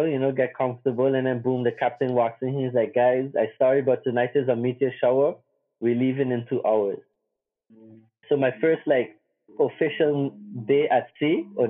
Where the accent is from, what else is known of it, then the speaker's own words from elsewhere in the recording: Simpson Bay, Sint Maarten; I grew up in Simpson Bay, so I grew up right next to the beach